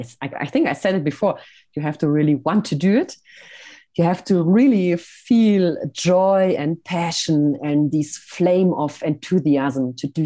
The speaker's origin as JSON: {"language": "English", "country": "Switzerland", "tie": "born or raised there", "said": "I'm sometimes doing little videos here from my hometown. I call them Hello from Switzerland."}